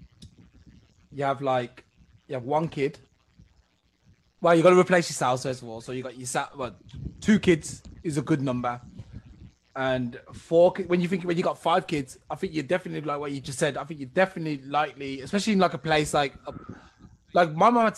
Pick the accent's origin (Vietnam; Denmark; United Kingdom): United Kingdom; England; I'm from England.